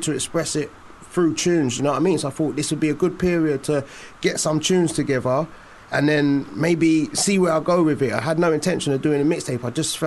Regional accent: London, United Kingdom; Walthamstow, East London

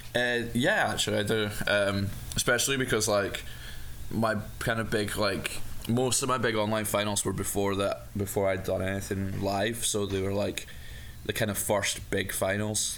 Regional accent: Dumfries, Scotland, United Kingdom; back in my my hometown of Dumfries

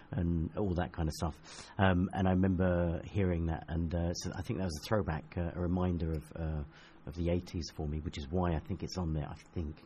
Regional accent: Chatham, South East England, United Kingdom; also born or lived in Rinteln, Germany; I grew up in Chatham, which is in Kent.

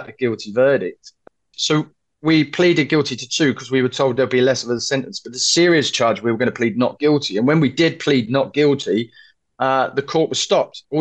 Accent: London, United Kingdom; where are you from? I said, London.

